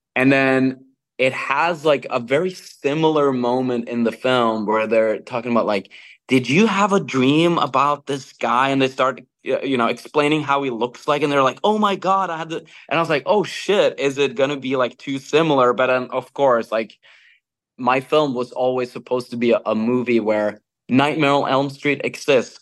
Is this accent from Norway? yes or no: yes; Norway; I'm born and raised in Norway